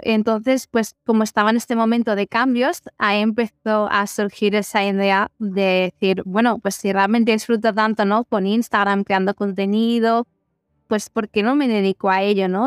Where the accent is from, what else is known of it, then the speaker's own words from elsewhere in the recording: Ripoll, Catalonia, Spain; moved away as an adult; now in Barcelona, Spain; soy de Ripoll y si está en Girona